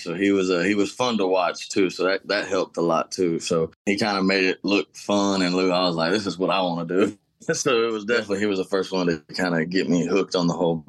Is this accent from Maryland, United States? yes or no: no; Houston, Texas, United States; also born or lived in Katy, Texas; Born and raised in Houston, Texas. I grew up here. My dad was in a bunch of bands, and so I was always been around the Houston music scene